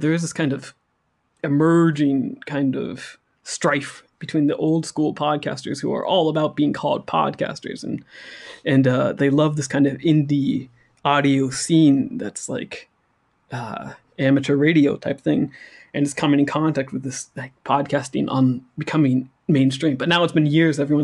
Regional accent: United States; moved away as an adult; now in France; I'm an American. I grew up in the States, but since I've been about 18, 19 years old, I've probably lived. At least I've lived more outside the States than I have inside the States

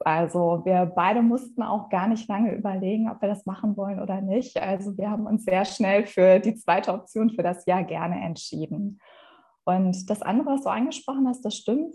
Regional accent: Essen, North Rhine-Westphalia, Germany; also born or lived in Madrid / Bavaria; ich komme gebürtig auch aus Essen. Also Essen ist meine Heimatstadt. Ich bin hier aufgewachsen, ich bin hier zur Schule gegangen.

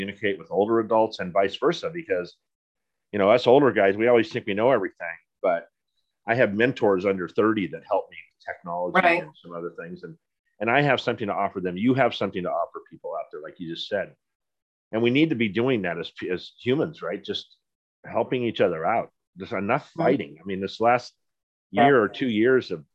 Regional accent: Poway, California, United States; I grew up with cowboys in Poway when it was just, when I moved to Poway, there was nothing there

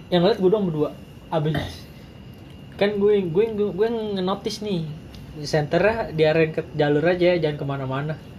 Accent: Betawi, Jakarta, Indonesia; gue orang Betawi di tanah Jawa

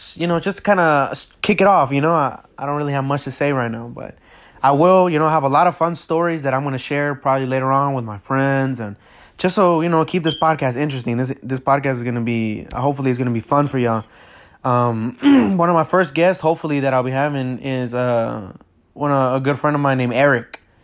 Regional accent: United States; also born or lived in Acapulco, Mexico; I came to the United States when I was about maybe six, six or seven

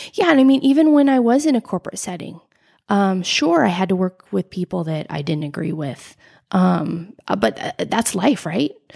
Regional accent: United States; I grew up in Lake Tahoe, a beautiful, beautiful place to grow up

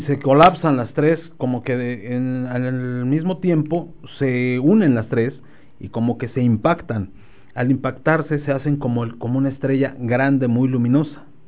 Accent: Nezahualcóyotl, State of Mexico, Mexico; moved away; allá en mi tierra natal, allá en Ciudad Nesa

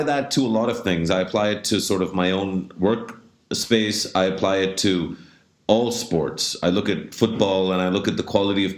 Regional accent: Canada; moved away; I grew up in Canada, and so I watched a lot of ice hockey.

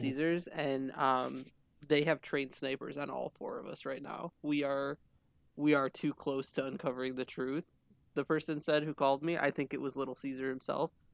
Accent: Michigan, United States; we're all from Michigan

